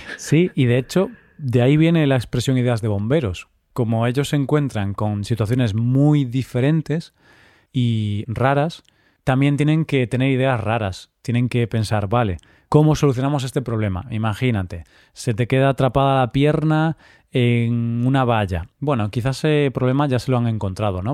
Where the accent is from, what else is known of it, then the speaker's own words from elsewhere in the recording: Vigo, Galicia, Spain; de mi ciudad, de Vigo, de mi ciudad natal